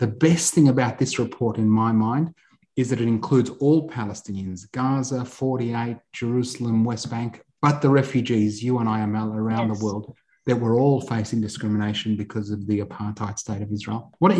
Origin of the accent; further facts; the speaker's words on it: Australia; accent: Australian; You've got a wonderful Australian accent, …. It's because I was born here, ….